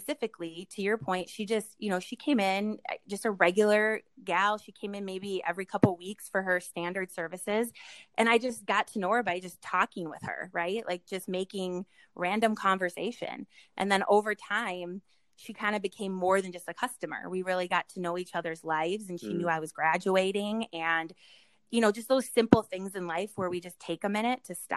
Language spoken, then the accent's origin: English; Minnesota, United States; We're from Minnesota or the Midwest